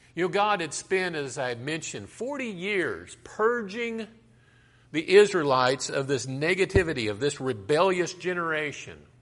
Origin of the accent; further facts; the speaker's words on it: Colorado, United States; I grew up in Colorado and I used to hike through the mountains